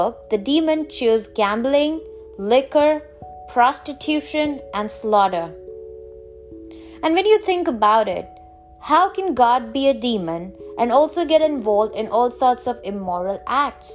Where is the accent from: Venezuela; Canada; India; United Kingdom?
India; I'm from India